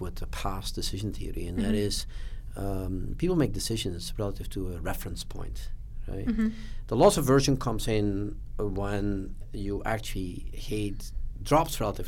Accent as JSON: {"language": "English", "country": "Belgium", "tie": "born or raised there", "said": "I grew up in Belgium"}